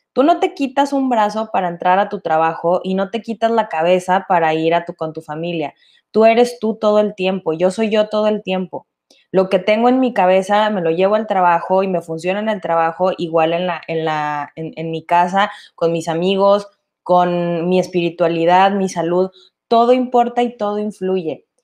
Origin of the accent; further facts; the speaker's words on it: Mexico; Nosotros como latinos y mexicanos